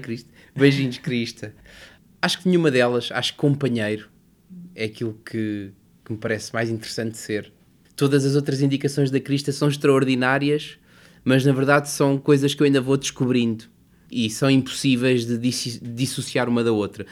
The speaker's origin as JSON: {"language": "Portuguese", "region": "Lisbon", "country": "Portugal", "tie": "born or raised there", "also_born_or_lived": "Covilhã", "said": "eu nasci na Covilhã em 1980 e os meus pais separaram-se quando eu tinha um ano e, portanto, eu regressei e vim para Lisboa muito cedo."}